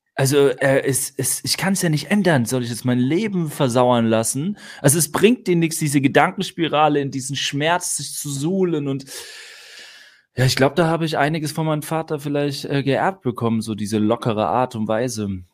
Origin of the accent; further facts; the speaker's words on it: Neustadt an der Weinstraße, Rhineland-Palatinate, Germany; also born or lived in Mannheim; Ich bin die ersten acht Lebensjahre äh, in Mannheim aufgewachsen, dann haben sich meine Eltern getrennt. Dann ist Mama mit ihren drei Kindern in die Pfalz gezogen, Neustadt an die Weinstraße. Dort haben wir dann bis zu meinem 16. Lebensjahr, also acht Jahre dort auf dem Dorf gelebt